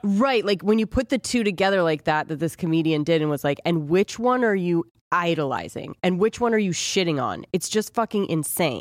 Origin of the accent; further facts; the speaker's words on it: Southern California, United States; we were Corona, Southern California.